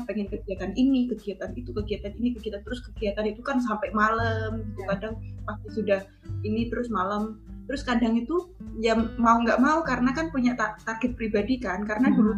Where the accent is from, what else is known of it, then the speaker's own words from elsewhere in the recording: Semanu, Special Region of Yogyakarta, Indonesia; moved away as an adult; now in Australia; asal dari uh, asal besar asli Semanu Gunung Kidul.